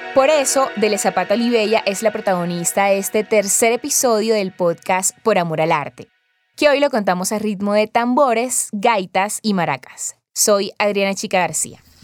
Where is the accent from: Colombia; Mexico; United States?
Colombia; lo que somos hoy como colombianos y colombianas